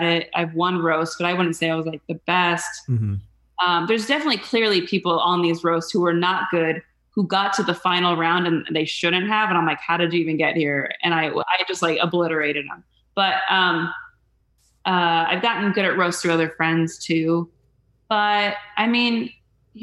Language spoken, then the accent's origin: English; Mesa, Arizona, United States; I grew up in Mesa